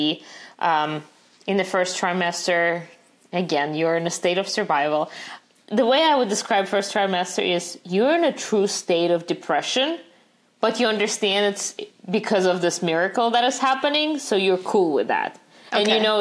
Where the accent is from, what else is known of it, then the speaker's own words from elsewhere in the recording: Russia; now in United States; growing up in Russia